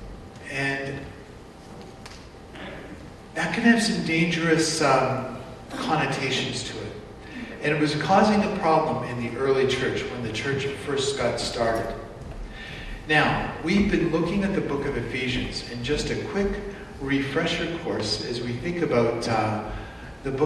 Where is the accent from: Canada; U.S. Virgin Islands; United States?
Canada; my people got off the boat about 100 years ago in Canada, and other than calling myself Canadian, what am I?